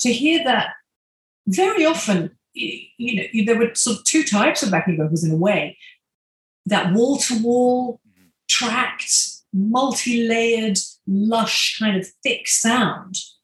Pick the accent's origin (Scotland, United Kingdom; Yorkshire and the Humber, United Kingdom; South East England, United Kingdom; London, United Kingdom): South East England, United Kingdom; Maidstone; I'm a kid from Maidstone in Kent in England